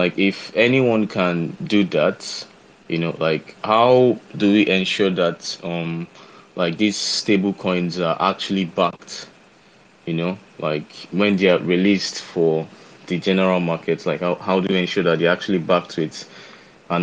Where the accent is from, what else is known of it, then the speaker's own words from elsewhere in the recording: Nigeria; I'm from Nigeria. I stay in Nigeria currently